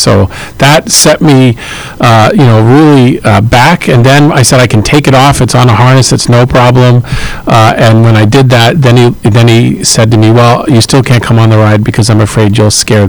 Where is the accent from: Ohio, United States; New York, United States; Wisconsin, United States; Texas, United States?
New York, United States; Long Island; I grew up in Long Island. I've worked really hard to get rid of my accent, although it comes out sometimes when I'm tired.